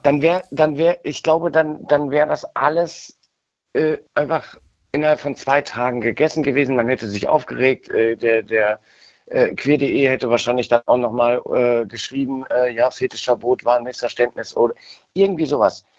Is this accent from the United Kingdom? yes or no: no; Cologne, North Rhine-Westphalia, Germany; in meiner Heimatstadt äh, Köln